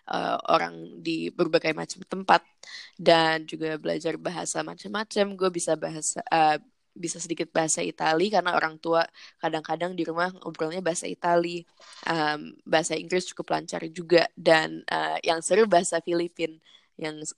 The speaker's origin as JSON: {"language": "Indonesian", "region": "New York", "country": "United States", "tie": "born there", "also_born_or_lived": "Jakarta / Canberra", "said": "baru gue dan adik gue yang dua lahir di New York juga dan setelah di New York um, kita empat tahun di sana kita balik ke Jakarta pulang ke Jakarta empat, empat tahun habis itu pindah ke Canberra di Australia."}